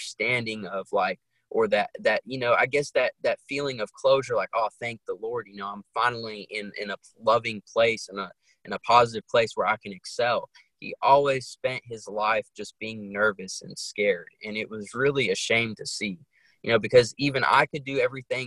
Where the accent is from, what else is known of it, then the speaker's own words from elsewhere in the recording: New York City, New York, United States; now in North Carolina, United States; I grew up originally in Brooklyn, New York, and now I reside in North Carolina, a small town in North Carolina